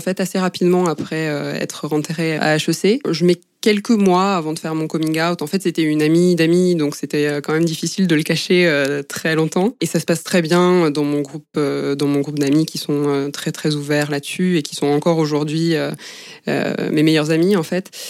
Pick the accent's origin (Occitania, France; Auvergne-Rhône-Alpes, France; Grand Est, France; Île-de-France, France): Occitania, France; Albi; moved away as an adult; also born or lived in Toulouse; now in Paris, France; Je viens d'Albi, qui est euh, une ville de 60 000 habitants à peu près à côté de Toulouse dans le sud-ouest